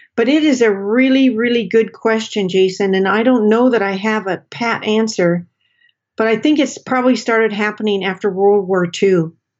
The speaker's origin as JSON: {"language": "English", "town": "Portland", "region": "Oregon", "country": "United States", "tie": "born or raised there", "moved": "yes", "said": "I grew up in Portland, Oregon. I consider Portland my home."}